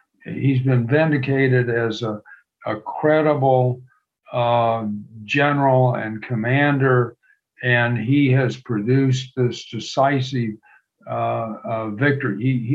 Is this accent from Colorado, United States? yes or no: no; Galveston, Texas, United States; I grew up near Galveston, Texas, and I taught for 2 years.